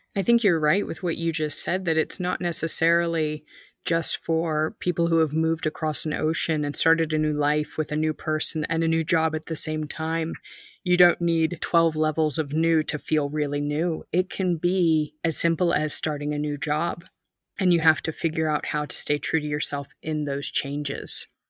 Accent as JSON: {"language": "English", "country": "United States", "moved": "as an adult", "lives_now": "Germany", "said": "I'm the American who moved to Germany"}